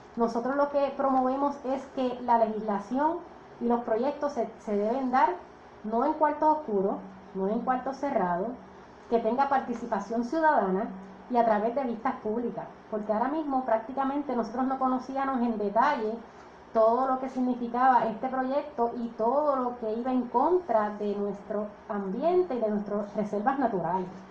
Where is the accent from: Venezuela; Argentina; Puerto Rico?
Puerto Rico; Dorado; el pueblo de Dorado, mi pueblo natal Dorado.